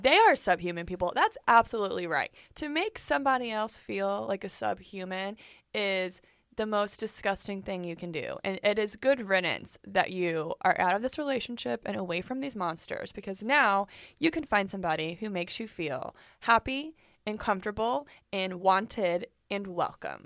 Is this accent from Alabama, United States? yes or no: no; Texas, United States; in Texas, we do have legit rodeos.